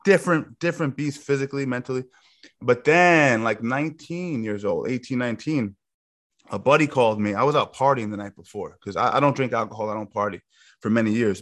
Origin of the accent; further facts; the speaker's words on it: Yonkers, New York, United States; I grew up in uh, South Yonkers.